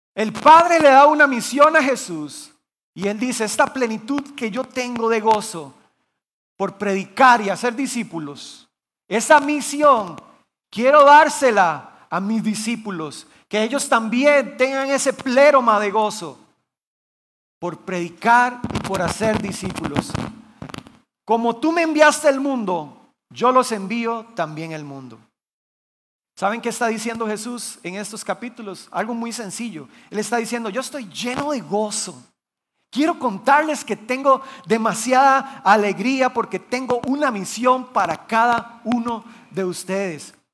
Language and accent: Spanish; Guanacaste, Costa Rica; yo soy originario de Guanacaste. Mis papás son pastores allá